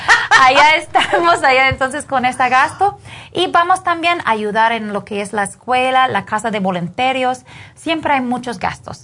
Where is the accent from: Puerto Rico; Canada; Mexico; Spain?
Canada; Spanish is a second language; moved away as an adult; now in Guatemala; yo soy canadiense